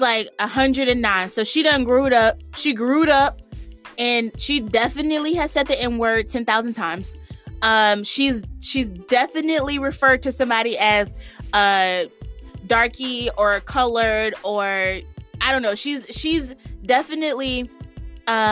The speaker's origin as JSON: {"language": "English", "region": "the South", "country": "United States", "moved": "as an adult", "said": "I'm from the South"}